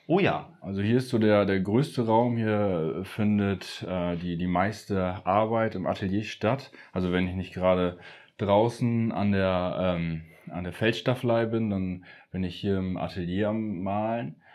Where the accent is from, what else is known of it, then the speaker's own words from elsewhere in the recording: Appeldorn, Lower Saxony, Germany; Ja, ich wohne oder ich komme aus, aus Appeldorn beim Meppen.